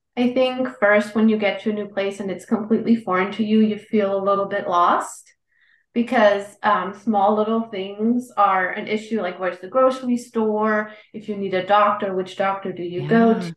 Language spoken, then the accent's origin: English; Germany; moved away as an adult; also born or lived in California; now in United States; I grew up in Germany. I lived there for 26 years, and I spent the last almost 12 years now in the U.S.